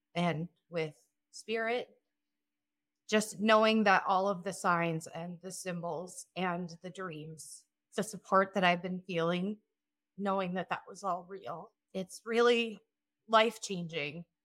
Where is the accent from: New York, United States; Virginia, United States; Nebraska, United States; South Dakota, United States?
South Dakota, United States; I am from South Dakota.